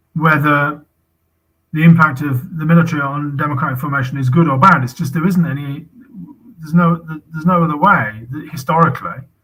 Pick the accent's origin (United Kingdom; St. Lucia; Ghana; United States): United Kingdom; as a British citizen